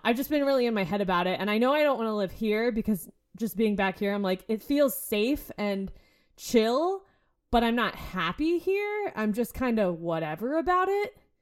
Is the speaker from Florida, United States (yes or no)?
yes; Florida, United States; I'm from Florida